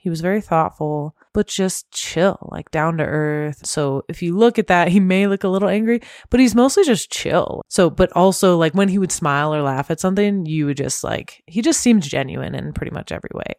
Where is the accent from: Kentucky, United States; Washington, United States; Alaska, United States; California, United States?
California, United States; Temecula; I grew up in Temecula